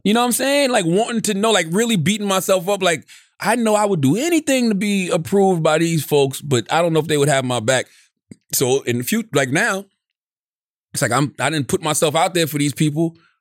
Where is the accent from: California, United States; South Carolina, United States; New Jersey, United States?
South Carolina, United States; Moncks Corner; moved away; when I was young, growing up in Monk's Corner